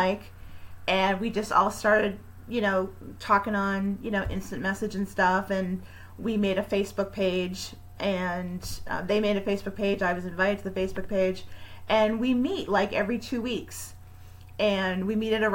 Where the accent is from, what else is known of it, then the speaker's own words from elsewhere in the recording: Mansfield, Massachusetts, United States; I was the host for a show in my hometown in Mansfield